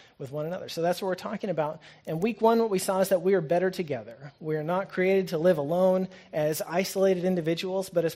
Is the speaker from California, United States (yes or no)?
no; Norman, Oklahoma, United States; moved away; growing up in Norman, rain meant we could turn off the sprinklers